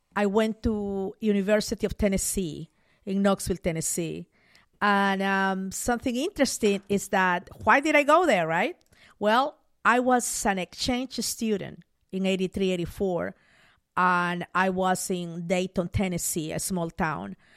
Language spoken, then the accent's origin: English; Mollendo, Arequipa, Peru; moved away as an adult; now in United States; I grew up in Peru.